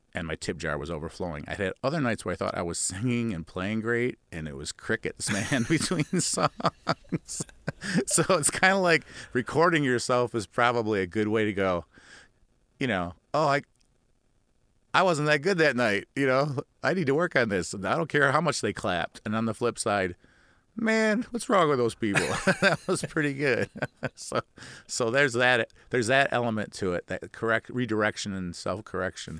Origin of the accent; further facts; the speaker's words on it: Midwest, United States; accent: Midwestern nasal; we Midwesterners, uh, tend to be a little bit nasally